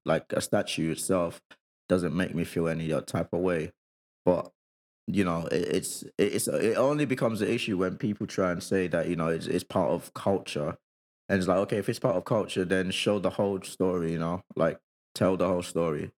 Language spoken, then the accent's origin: English; Nigeria; moved away; when I was growing up in Nigeria